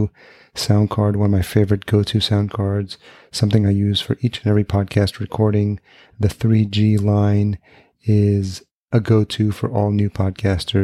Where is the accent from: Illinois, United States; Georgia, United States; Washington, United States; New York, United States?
New York, United States; Yonkers; also born or lived in Williamsburg / Lower East Side / Upper East Side / East Village; I grew up in Yonkers, and then I lived in Williamsburg, Lower East Side